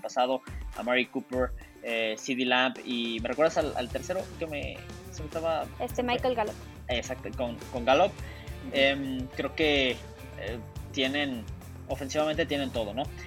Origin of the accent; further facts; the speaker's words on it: Mexico; como mexicanos